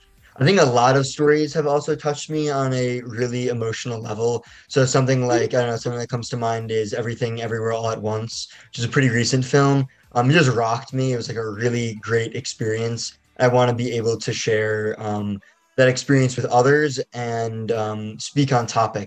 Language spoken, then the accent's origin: English; Basking Ridge, New Jersey, United States; I'm 19 years old. I'm a filmmaker from Basking Ridge, New Jersey, and I'm currently a sophomore at New York University studying in the undergraduate film and television department.